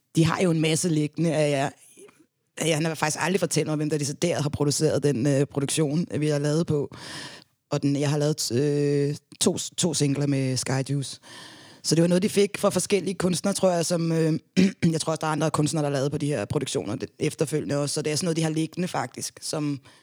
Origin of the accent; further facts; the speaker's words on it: Denmark; also born or lived in Gambia; Jeg er halv dansker og halv gambianer